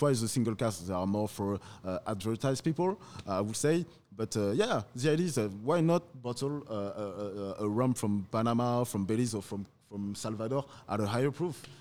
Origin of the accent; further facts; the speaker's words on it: Paris, Île-de-France, France; accent: French; English is a second language; also born or lived in Martinique; I was born in, in Paris and, and, and raised in Paris